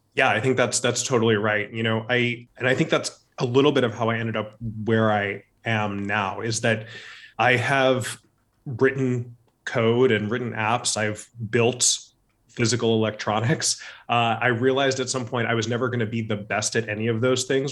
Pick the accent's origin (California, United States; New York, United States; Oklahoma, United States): California, United States; Orange County, Southern; I grew up in Southern California, in Orange County, outside of Los Angeles